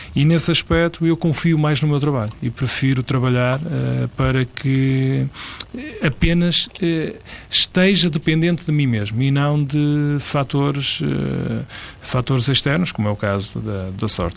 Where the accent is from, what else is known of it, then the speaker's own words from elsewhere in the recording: Lordelo, Portugal; em Lordelo, que é de onde eu sou